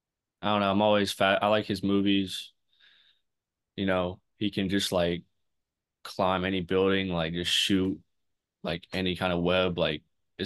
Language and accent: English; King, North Carolina, United States; I'm from King, North Carolina. It's about 20 minutes north of Wake. I grew up, you know, I'm a big family and faith-oriented guy.